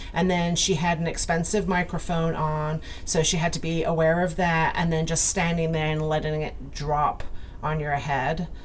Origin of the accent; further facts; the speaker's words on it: United Kingdom; also born or lived in Scotland; now in United States; growing up in the UK